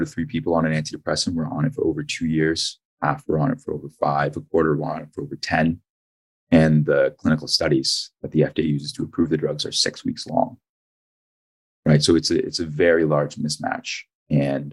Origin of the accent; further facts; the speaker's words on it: Ajax, Ontario, Canada; also born or lived in Toronto; I'm from Toronto originally, actually grew up in Ajax.